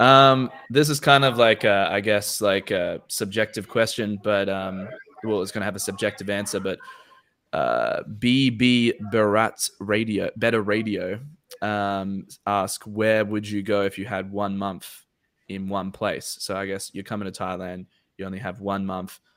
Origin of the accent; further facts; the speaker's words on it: Australia; me as an Australian citizen